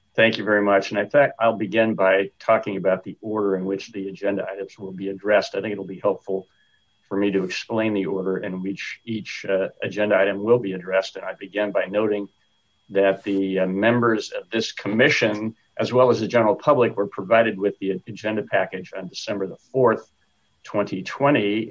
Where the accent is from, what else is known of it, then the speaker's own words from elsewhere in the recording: Sacramento, California, United States; born and raised in Sacramento. Been a resident here for 68 of my 74 years